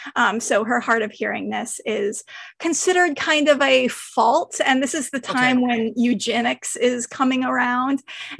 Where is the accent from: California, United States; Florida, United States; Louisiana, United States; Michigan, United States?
California, United States; San Francisco; I grew up in San Francisco